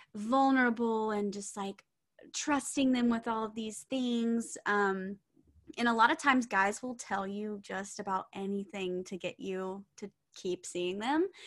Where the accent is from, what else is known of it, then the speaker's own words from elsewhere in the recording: the South, United States; we're from the South